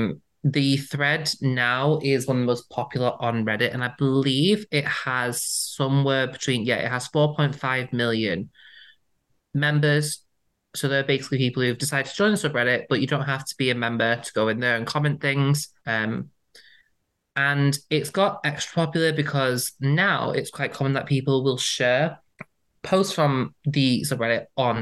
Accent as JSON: {"language": "English", "country": "United Kingdom", "said": "I'm British. That's how we say it here"}